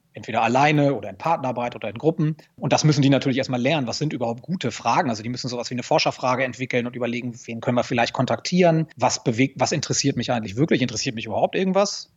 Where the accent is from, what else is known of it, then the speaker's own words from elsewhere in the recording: Lower Saxony, Germany; Ich komme aus Niedersachsen